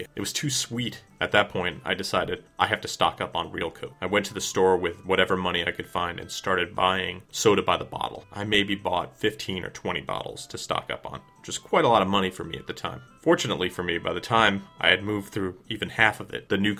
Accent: New York, United States; I grew up right outside of New York City

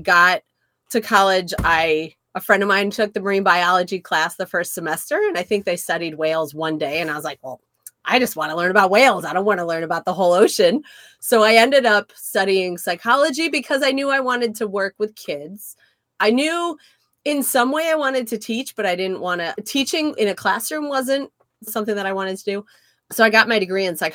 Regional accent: Indiana, United States; I grew up in Indiana

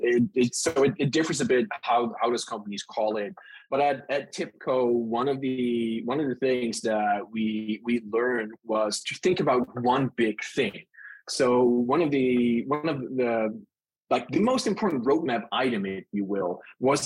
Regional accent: Netherlands; accent: Dutch; moved away as an adult; now in California, United States; So my accent is Dutch. I was born and raised in the Netherlands and moved to the US to the great state of California in, I think it was 2015.

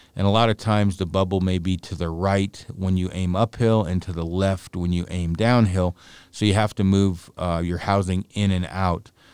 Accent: Oregon, United States; I'm from Oregon

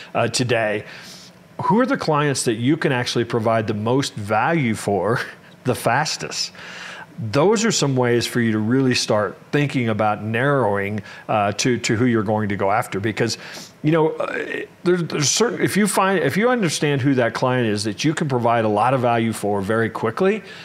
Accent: Kansas City, Kansas, United States; I actually grew up in in Kansas

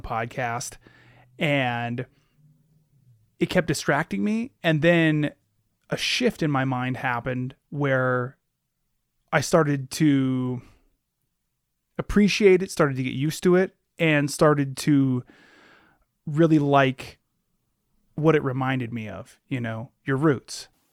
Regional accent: Alaska, United States; I'm from Alaska. I'm not Alaska native

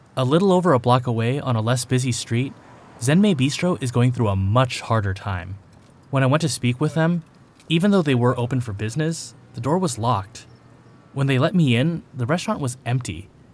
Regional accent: California, United States; I spent all my formative years in a suburb a good twenty miles away

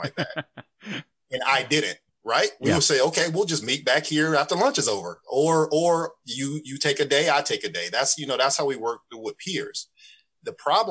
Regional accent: Urbana, Illinois, United States; moved away as an adult; also born or lived in Danville, Illinois; now in Atlanta, United States; grown up in Urbana. I went to Leo for elementary school

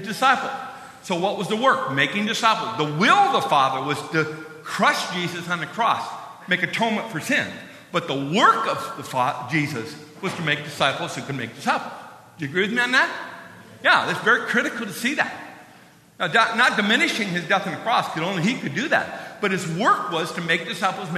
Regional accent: Midwest, United States; moved away as an adult; now in Phoenix, United States; We just moved from the Midwest where we've lived all our life down to Phoenix.

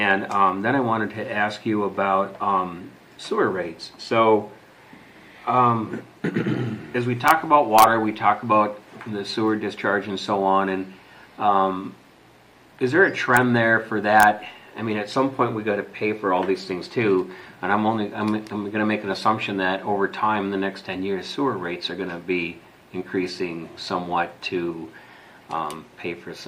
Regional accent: Duluth, Minnesota, United States; now in Centerville, United States; Duluth, which is my hometown area.

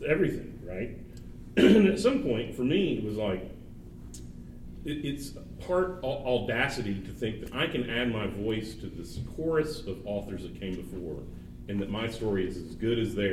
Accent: Little Rock, Arkansas, United States; I'm from Little Rock, Arkansas, and I come from a culture that frowns upon boys reading

